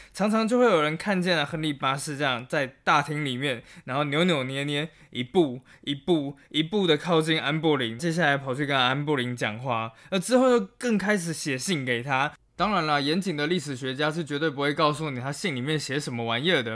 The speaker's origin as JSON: {"language": "Chinese", "country": "Taiwan", "said": "作为一个台湾人"}